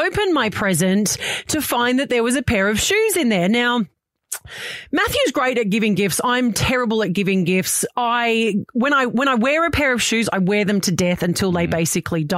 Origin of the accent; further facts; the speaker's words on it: Sydney, New South Wales, Australia; I grew up in Redfern.